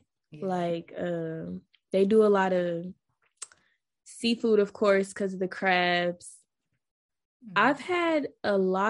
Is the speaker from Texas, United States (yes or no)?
no; Atlanta, Georgia, United States; moved away as an adult; also born or lived in Tallahassee, Florida; now in Washington, D.C., United States; I'm born and raised in Atlanta